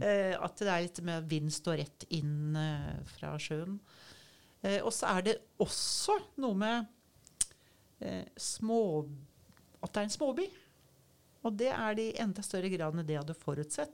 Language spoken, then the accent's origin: Norwegian; Oslo, Norway; moved away as an adult; also born or lived in Svalbard; now in Kragerø, Norway; jeg er fra Oslo